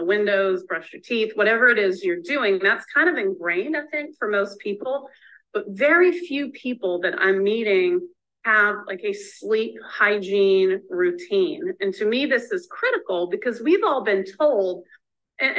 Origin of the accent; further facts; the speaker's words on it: the South, United States; I'm from the South